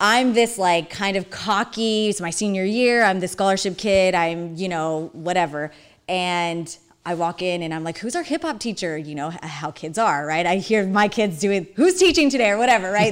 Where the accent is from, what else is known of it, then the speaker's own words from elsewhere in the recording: Phoenix, Arizona, United States; we moved from Maryvale up north